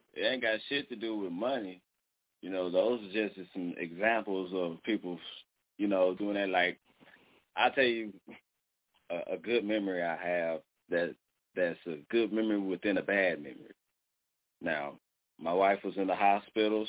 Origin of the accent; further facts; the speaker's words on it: Dallas, Texas, United States; now in Muskogee, United States; I'm from Dallas, and I moved to fucking Muskogee, Oklahoma